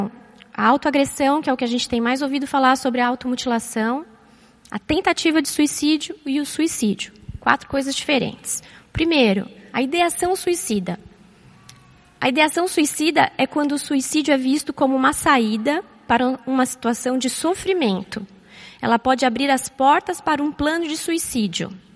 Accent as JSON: {"language": "Portuguese", "region": "São Paulo", "country": "Brazil", "tie": "born or raised there", "also_born_or_lived": "Florianópolis", "moved": "as an adult", "said": "eu nasci e cresci aqui em São Paulo"}